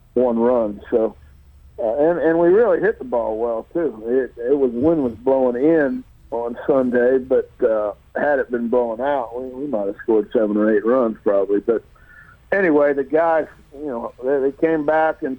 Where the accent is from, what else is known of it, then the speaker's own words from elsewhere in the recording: Pittsburgh, Pennsylvania, United States; moved away; I'm from Pittsburgh